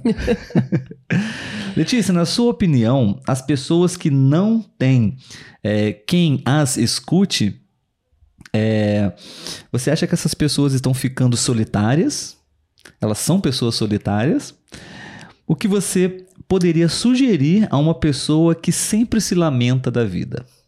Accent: Brazil; Somos brasileiros

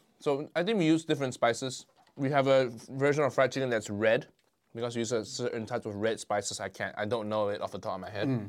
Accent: Kuala Lumpur, Malaysia; moved away as an adult; also born or lived in United States; now in United Kingdom; I grew up in Malaysia, first 20 years of my life. Grew up there, born and raised there.

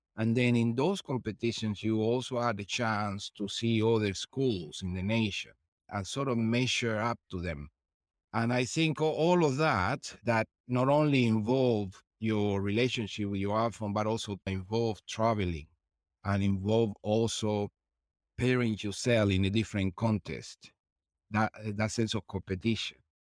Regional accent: Cuba; moved away; also born or lived in London; that kid that I was coming from Cuba and now a principal dancer and a guest star in the Royal Opera House

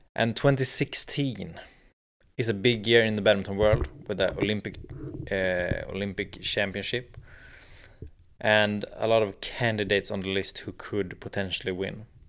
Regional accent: Sweden; in Sweden, in my home country

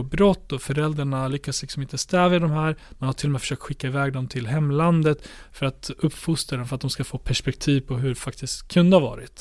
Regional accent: Borlänge, Dalarna County, Sweden; min hemstad Bålänge

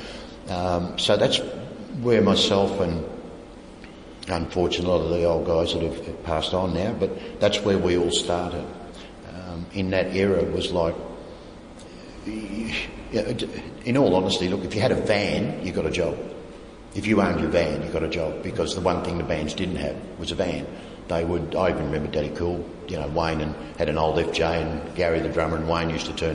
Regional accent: Australia; Yes, mate, I'm from Australia

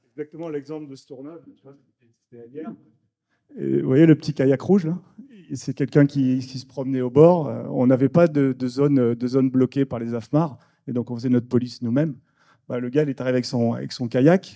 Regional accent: the South, southern France, France; moved away as an adult; also born or lived in New Caledonia; on est du Sud

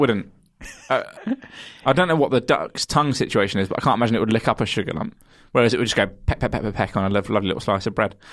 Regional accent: Kent, South East England, United Kingdom; I'm from Kent

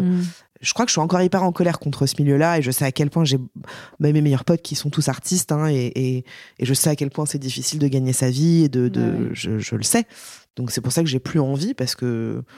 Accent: Paris, Île-de-France, France; je suis une vraie parisienne euh, bobo chiante

